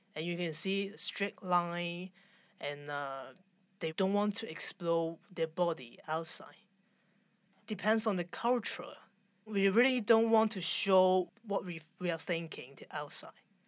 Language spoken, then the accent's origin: English; Hong Kong; I'm from Hong Kong